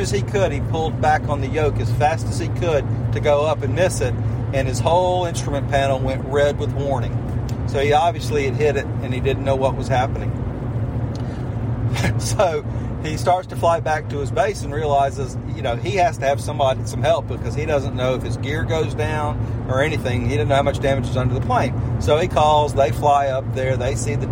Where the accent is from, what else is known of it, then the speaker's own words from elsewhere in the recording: St. Simons Island, Georgia, United States; I grew up on St. Simons.